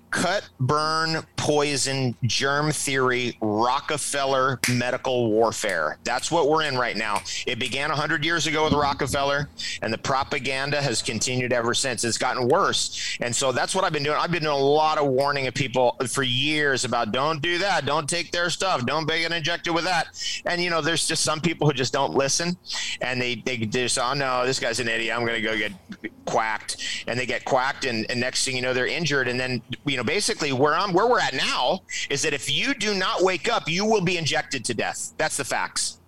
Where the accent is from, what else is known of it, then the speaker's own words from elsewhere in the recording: Toms River, New Jersey, United States; I was born in Toms River, New Jersey